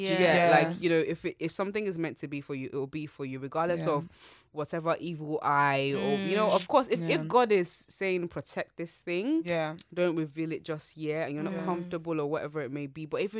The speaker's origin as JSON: {"language": "English", "country": "Nigeria", "tie": "born or raised there", "moved": "yes", "said": "I grew up in Nigeria"}